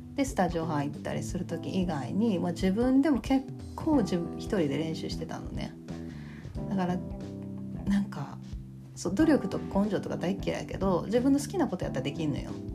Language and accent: Japanese; Kansai, Japan; accent: Kansai dialect